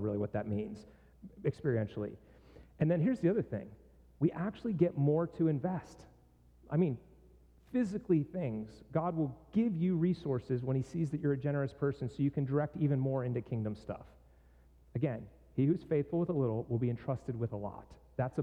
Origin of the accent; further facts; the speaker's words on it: Pittsburgh, Pennsylvania, United States; moved away; my hometown